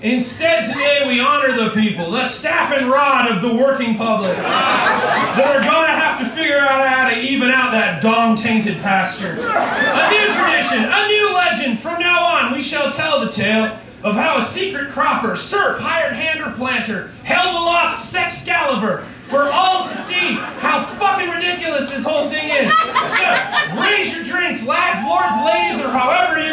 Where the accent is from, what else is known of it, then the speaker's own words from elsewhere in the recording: United States; I'm an American.